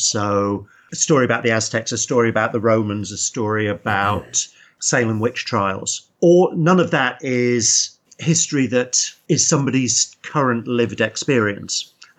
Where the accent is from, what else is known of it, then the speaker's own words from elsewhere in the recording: United Kingdom; how would we as British mm-hmm. people have felt about that?